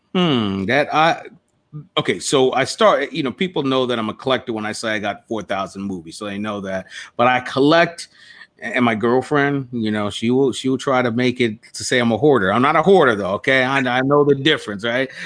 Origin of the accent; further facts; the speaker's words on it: Toms River, New Jersey, United States; growing up in like a place like Tom's River, where I was one of few black students in the in the school that I attended, High School East